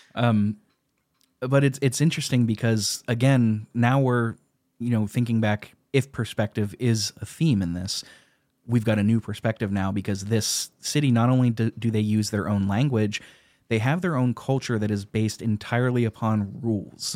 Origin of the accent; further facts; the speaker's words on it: United States; as an American